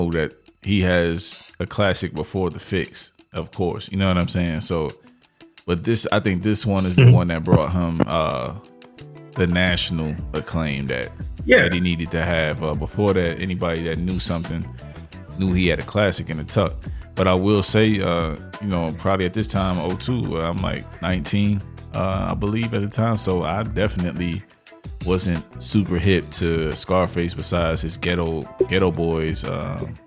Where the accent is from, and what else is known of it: New York City, New York, United States; born or raised there